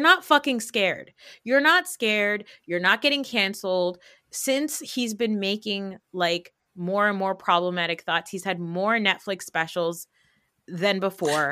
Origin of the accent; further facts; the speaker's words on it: United States; we live in New York, New Jersey area, like, where we've been, like, we grew up around Jewish people